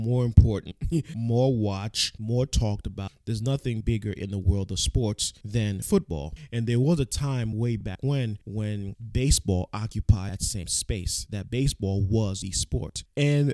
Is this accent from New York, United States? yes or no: yes; New York, United States; as a New Yorker